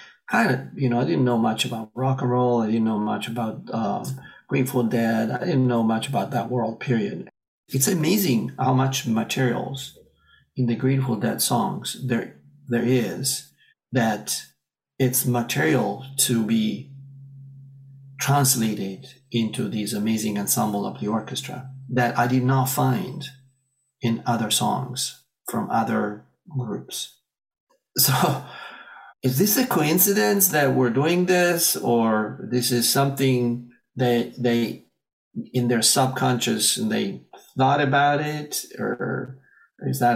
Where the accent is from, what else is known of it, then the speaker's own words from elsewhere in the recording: Italy; moved away as an adult; now in United States; I'm originally from Italy. I moved here as an adult